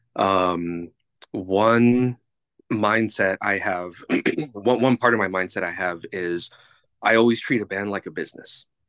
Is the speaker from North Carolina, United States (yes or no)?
no; Los Angeles, California, United States; I am from, uh, Los Angeles, California